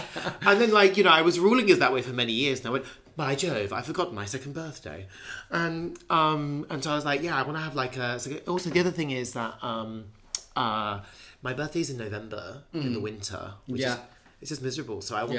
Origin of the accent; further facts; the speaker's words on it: England, United Kingdom; I'm from England